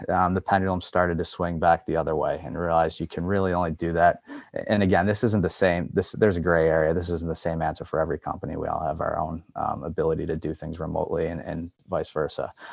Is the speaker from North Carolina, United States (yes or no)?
no; Buffalo, New York, United States; moved away as an adult; I'm from Buffalo.